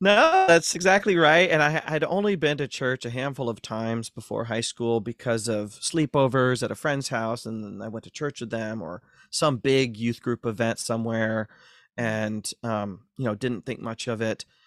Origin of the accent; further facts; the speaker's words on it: Ashland, Ohio, United States; moved away; Born and raised in Ashland, Ohio, North Central Ohio